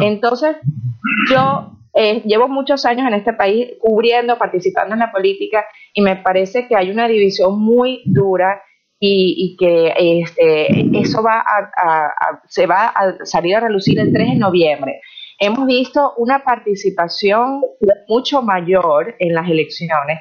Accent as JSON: {"language": "Spanish", "country": "Venezuela", "moved": "as an adult", "lives_now": "United States", "said": "como venezolana"}